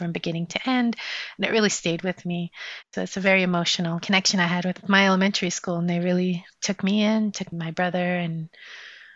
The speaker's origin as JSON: {"language": "English", "town": "New York City", "region": "New York", "country": "United States", "tie": "born or raised there", "also_born_or_lived": "Jalalabad, Afghanistan", "said": "I grew up in that post-World War II, post-war buildings on Ocean Avenue"}